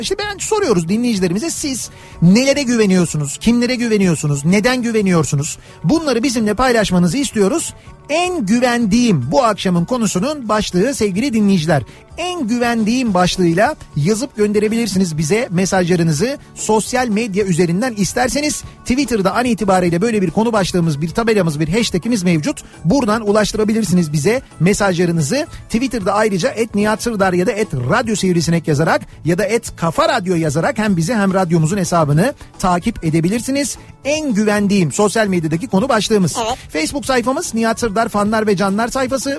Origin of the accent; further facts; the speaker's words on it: Istanbul, Turkey; moved away; ben İstanbulluyum ve İstanbul'da doğup büyüdüğüm için seviyorum İstanbul'u.